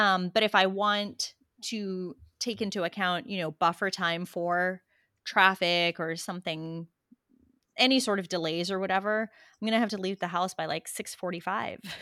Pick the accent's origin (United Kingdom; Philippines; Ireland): Philippines; also born or lived in Australia / Texas; now in United States; I was born in the Philippines